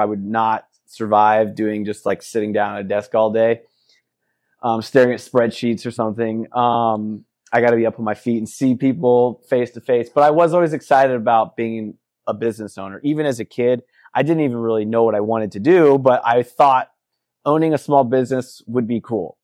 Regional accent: Midwest, United States; moved away as an adult; also born or lived in Fort Myers, Florida / Kansas / Missouri; now in Sarasota, United States; moved when I was, uh, up to the Midwest when I was six to Missouri. and, uh, stayed in the Midwest, Missouri, and Kansas both until I was thirty

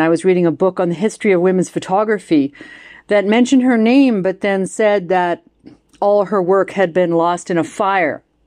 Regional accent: Canada; as a Canadian because our country is, of course, so huge.

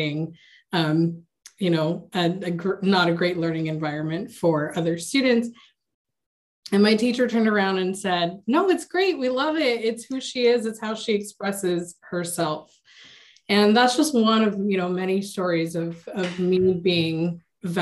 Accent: United States; I was born and raised here in the States

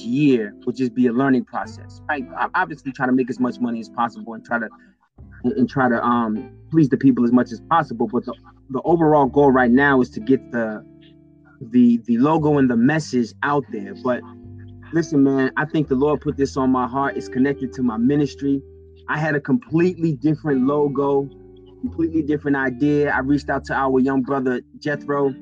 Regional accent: Boston, Massachusetts, United States; I'm from Mission Hill

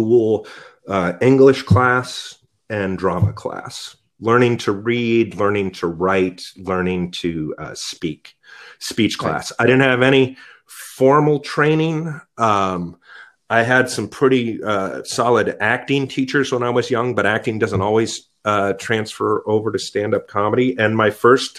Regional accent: Danville, California, United States; moved away as an adult; also born or lived in San Francisco, California / New York; now in The Woodlands, Texas, United States; I grew up in San Francisco

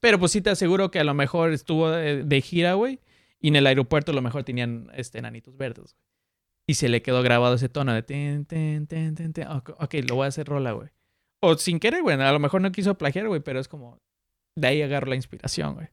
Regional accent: Mexico City, Mexico; Soy chilango

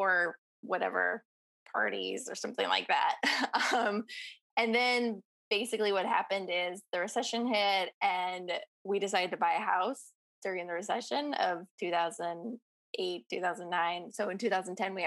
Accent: Bay Area, California, United States; growing up in the Bay Area

